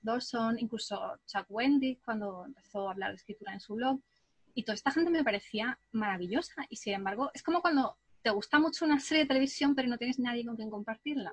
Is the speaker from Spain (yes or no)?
yes; southern Spain, Spain; also born or lived in England; aunque me siento un poco más española porque he pasado más parte de mi vida aquí en el sur de España